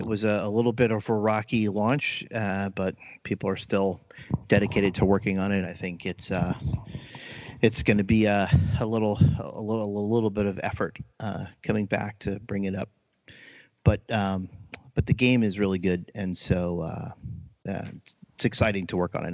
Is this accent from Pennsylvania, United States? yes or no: yes; outside Allentown, Eastern Pennsylvania, United States; I grew up in Pennsylvania, uh, outside of Allentown, and uh, so I guess Eastern Pennsylvania